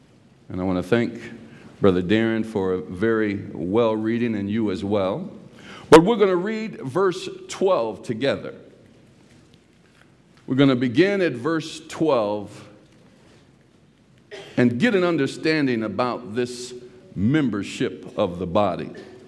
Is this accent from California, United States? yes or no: yes; California, United States; And he and I grew up together in California.